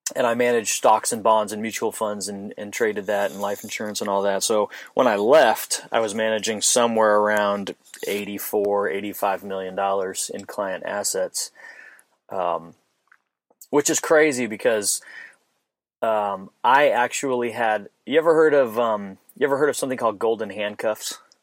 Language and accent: English; Phoenix, Arizona, United States; moved away; I'm from Phoenix, Arizona originally